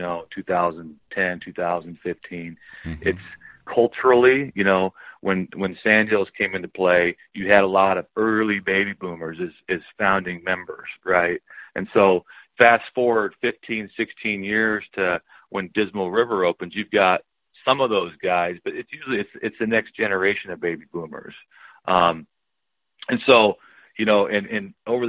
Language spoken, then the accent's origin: English; Mullen, Nebraska, United States; I grew up in Mullen